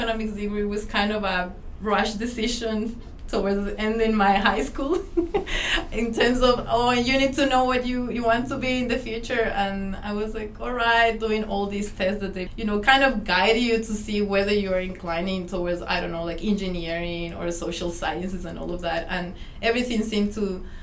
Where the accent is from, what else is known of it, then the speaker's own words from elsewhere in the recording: Ecuador; moved away as an adult; also born or lived in Melbourne, Australia; now in Australia; I'm from Ecuador. I've been here in Australia for almost 7 years.